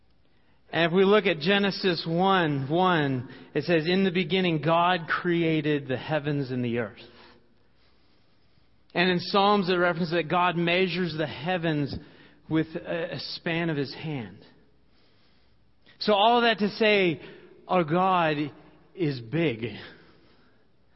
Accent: Washington, United States; now in Dubuque, United States; Growing up in Washington State

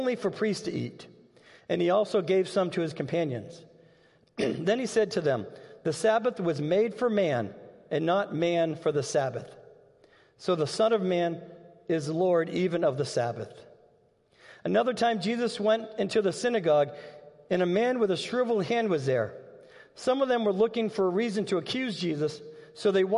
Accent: Massachusetts, United States; now in Dubuque, United States; We grew up in Massachusetts, and every Sunday, we were going to be at church

